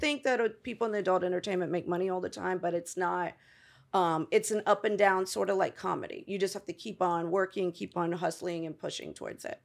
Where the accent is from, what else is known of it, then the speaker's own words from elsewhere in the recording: Tampa, Florida, United States; moved away; also born or lived in Bronx, New York / Los Angeles; I grew up in, uh, Tampa, Florida.